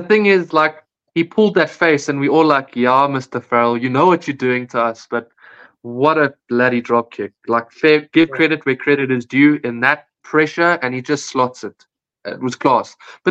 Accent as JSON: {"language": "English", "region": "England", "country": "United Kingdom", "said": "for me, that would have annoyed me as an English fan"}